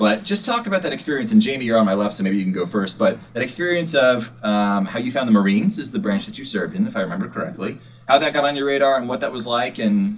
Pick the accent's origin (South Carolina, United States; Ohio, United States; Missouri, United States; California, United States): Missouri, United States; Rolla; I have roots in Missouri. Did you know that? I was born in Missouri.